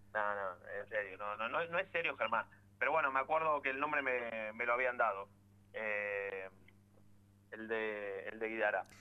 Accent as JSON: {"language": "Spanish", "region": "Buenos Aires", "country": "Argentina", "said": "yo soy de Villaluro"}